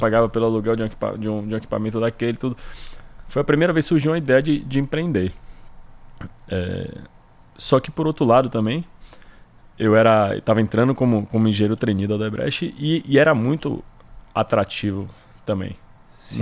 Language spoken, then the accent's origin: Portuguese; Salvador, Bahia, Brazil; moved away as an adult; also born or lived in Pará / Tocantins / São Paulo / Rio de Janeiro; sou soteropolitano, Nasci aqui, vivi aqui minha vida inteira até me formar